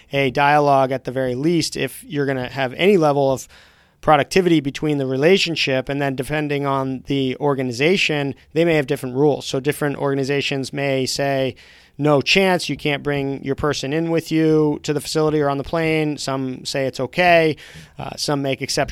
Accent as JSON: {"language": "English", "region": "Vermont", "country": "United States", "tie": "born or raised there", "said": "as a kid growing up in Vermont"}